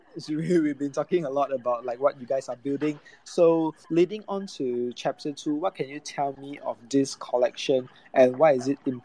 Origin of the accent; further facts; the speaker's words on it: Malaysia; we are all from Malaysia